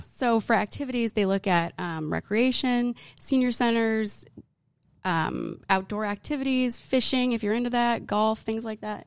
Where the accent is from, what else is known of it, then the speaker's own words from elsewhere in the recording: Arizona, United States; now in Texas, United States; we're from Arizona